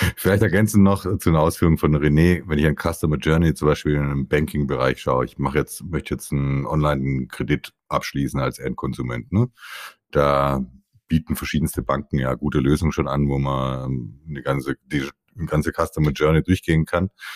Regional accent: Stuttgart, Baden-Württemberg, Germany; Also ich bin Italo-Schwabe, geboren in Stuttgart, Nähe von stuttgart reutling

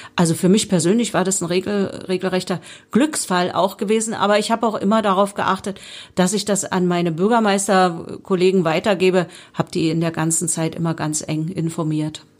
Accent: Spremberg, Brandenburg, Germany; ich bin ja gebürtige Sprembergerin und liebe meine Stadt

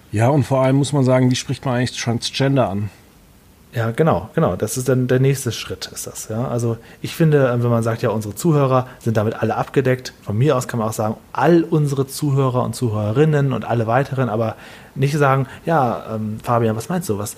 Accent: Düsseldorf, North Rhine-Westphalia, Germany; Ich komme ja hier aus Düsseldorf und hier in Düsseldorf gibt es ja viele asiatische äh, Supermärkte und so weiter.

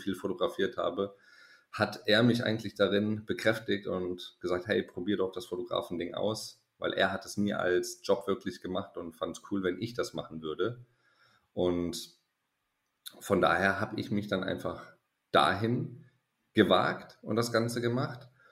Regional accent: Konstanz, Baden-Württemberg, Germany; BWL-Studium zu Hause in meiner Heimatstadt in Konstanz

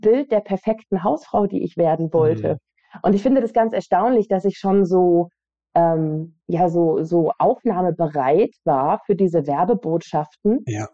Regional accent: West Germany, Germany; in Westdeutschland, wo ich aufgewachsen bin

